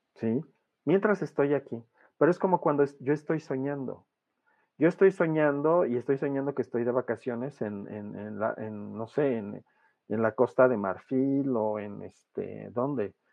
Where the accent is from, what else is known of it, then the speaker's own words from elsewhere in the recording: Mexico; soy mexicano